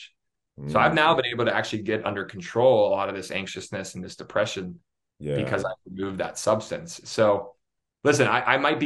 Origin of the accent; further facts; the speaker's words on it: Pittsburgh, Pennsylvania, United States; moved away; I'm from Pittsburgh originally, so I am a Steeler fan